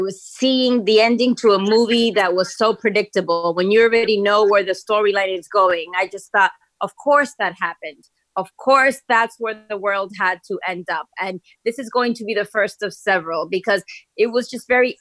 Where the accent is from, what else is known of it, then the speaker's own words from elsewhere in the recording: Miami, Florida, United States; I'm from Miami. That's where I grew up.